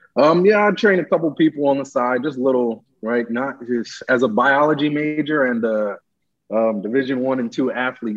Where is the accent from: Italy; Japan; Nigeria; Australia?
Nigeria; moved away; I was born in Nigeria